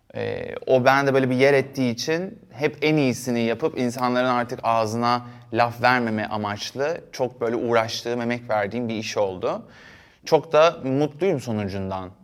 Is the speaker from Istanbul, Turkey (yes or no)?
yes; Istanbul, Turkey; also born or lived in Erdek / Paşalimanı Island; ben Yeniköy'de doğdum, büyüdüm.